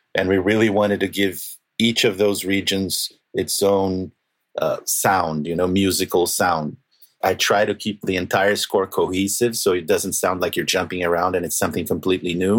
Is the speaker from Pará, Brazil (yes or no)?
no; Rio de Janeiro, Brazil; moved away; also born or lived in Argentina; I'm from Brazil